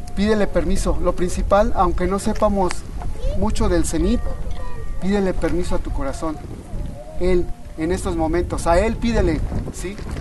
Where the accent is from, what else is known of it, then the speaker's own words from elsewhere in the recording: Mexico; nosotros como mexicanos